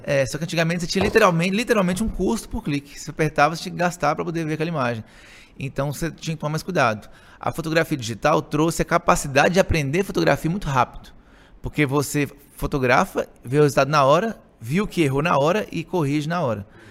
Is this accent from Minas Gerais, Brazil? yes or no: yes; Montes Claros, Minas Gerais, Brazil; also born or lived in Belo Horizonte; sou aí. de Montes Claros, sempre cresci aqui em Montes Claros, sempre morei aqui em Montes Claros